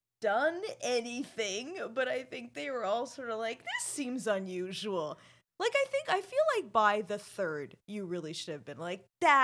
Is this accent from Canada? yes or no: yes; Canada